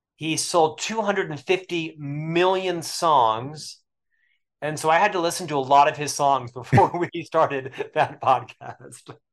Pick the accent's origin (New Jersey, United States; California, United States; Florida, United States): Florida, United States; Orlando; moved away as an adult; also born or lived in Provo, Utah; I was raised in Central Florida, born and raised in Orlando area